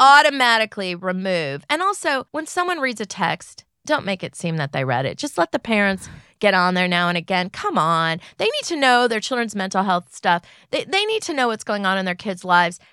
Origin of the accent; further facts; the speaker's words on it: California, United States; I grew up in California.